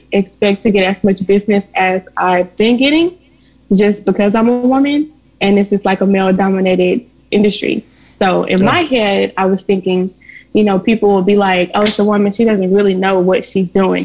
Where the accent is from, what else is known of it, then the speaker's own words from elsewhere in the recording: Little Rock, Arkansas, United States; I live in Little Rock, Arkansas. I was raised in Little Rock, Arkansas.